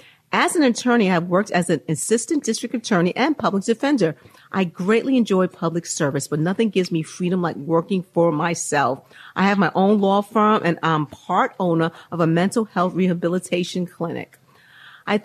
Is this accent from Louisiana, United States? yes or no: yes; Monroe, Louisiana, United States; I am from Monroe, Louisiana.